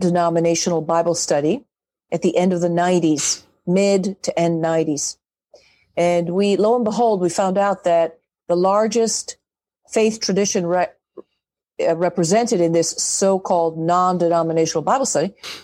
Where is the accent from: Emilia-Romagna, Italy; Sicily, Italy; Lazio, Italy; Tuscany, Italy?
Lazio, Italy; Rome; moved away as an adult; also born or lived in Michigan; now in Kentucky, United States; I grew up in Rome, in Italy, basically in the shadow of the Vatican walls.